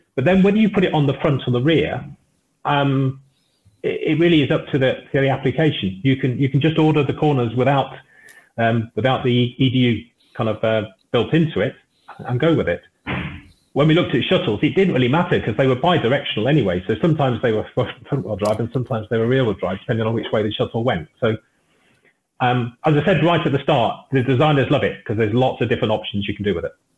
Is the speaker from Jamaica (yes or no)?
no; United Kingdom; I'm British